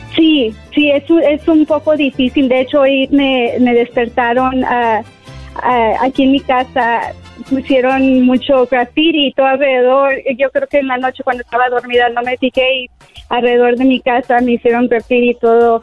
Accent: Mexico; now in United States; yo soy hispana y mexicana y amo mi cultura

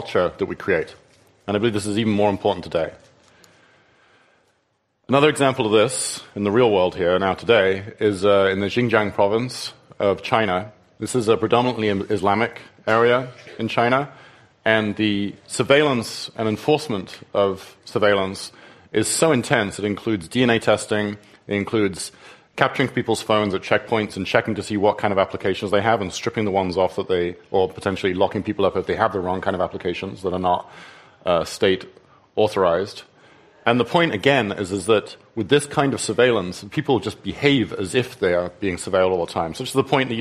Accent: England, United Kingdom; moved away; in England, my home country

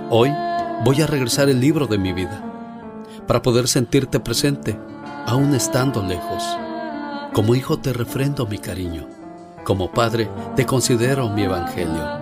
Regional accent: Puebla, Mexico; moved away; Yo soy... salí de Puebla.

